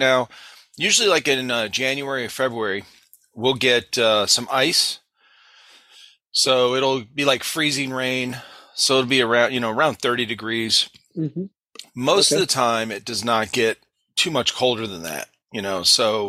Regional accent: South Carolina, United States; I'm from South Carolina

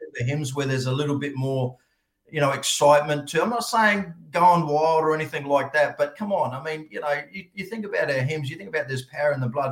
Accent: Australia; The problem that we've got in Australia is that we're very British, we're very English to the point where we don't say amen

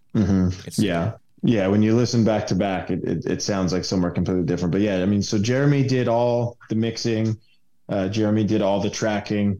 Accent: New York, United States; moved away as an adult; now in Winston-Salem, United States; I'm a transplant from New York. Um, I moved here about five years ago

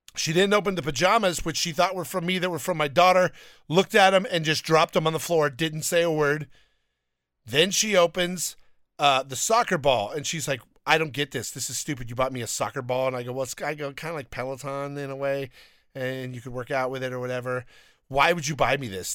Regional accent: Downey, California, United States; I grew up in Downey

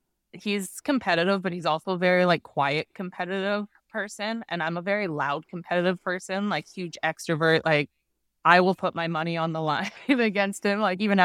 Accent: Canada; moved away as an adult; now in Arizona, United States; Yeah, I was born and raised in Canada and moved down to Arizona about 2 years ago.

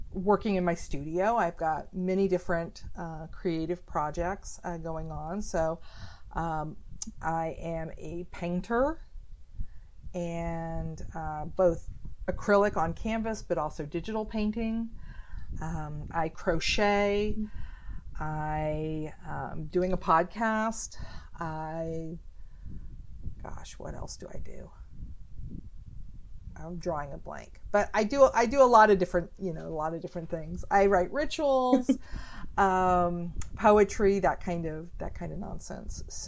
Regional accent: Oklahoma, United States; also born or lived in Houston, Texas / Washington, D.C.; now in Baltimore, United States; I've been in this area since like 1998, and before that I lived in Houston, and I was raised in Oklahoma.

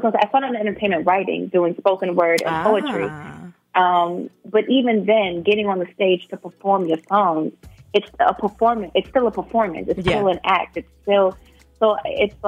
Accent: Baltimore, Maryland, United States; I grew up in West Baltimore.

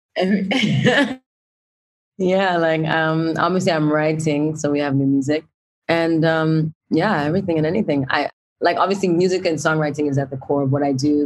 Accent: Brampton, Ontario, Canada; I grew up in Brampton

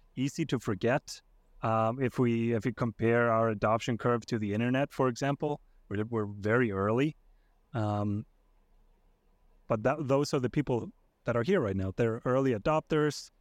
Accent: Iceland; now in United States; I'm originally from Iceland. I live, uh, in the U S now with, uh, with my family.

